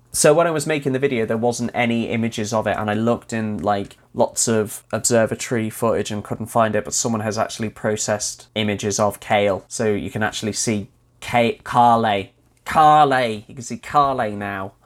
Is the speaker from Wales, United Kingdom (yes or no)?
yes; Wales, United Kingdom; having grown up, well, born and raised in Wales, although right on the border, so practically English